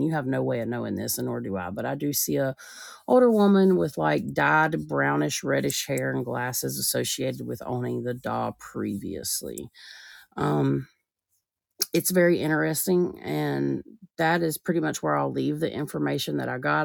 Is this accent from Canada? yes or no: no; the South, United States; I'm from the South